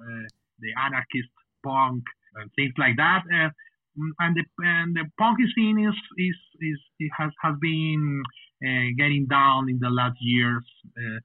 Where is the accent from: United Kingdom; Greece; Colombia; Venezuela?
Colombia; Cali, Valle del Cauca; first language Spanish; English is a second language; also born or lived in Bogota, Colombia; We are from Cali, Colombia.